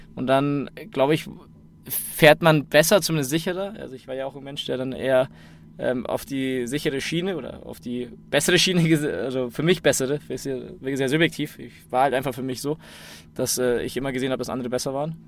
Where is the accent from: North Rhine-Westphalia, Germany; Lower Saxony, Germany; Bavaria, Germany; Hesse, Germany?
Bavaria, Germany; Munich; ich bin in München geboren.